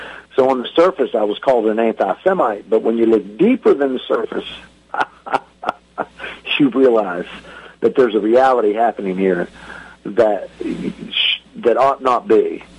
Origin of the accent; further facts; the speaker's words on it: United States; moved away as an adult; now in Israel; As an American that's lived in another country for 9 years